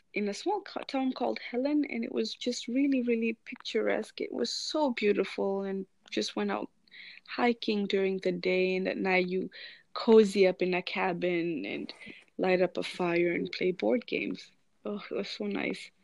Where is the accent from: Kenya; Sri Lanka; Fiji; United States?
Kenya; Meru, Meru County; I spent a lot of my childhood there.